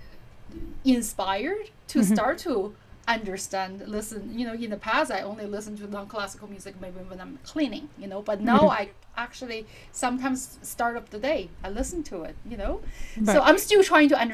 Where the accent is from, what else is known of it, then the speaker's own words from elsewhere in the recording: China; also born or lived in Kansas, United States; now in United States; growing up in Asia, in China especially, that I did study classical music since I was three